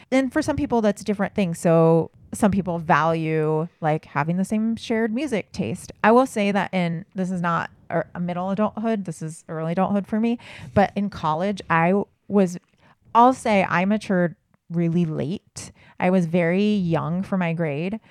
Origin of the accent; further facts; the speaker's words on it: Southern California, United States; I grew up in Southern California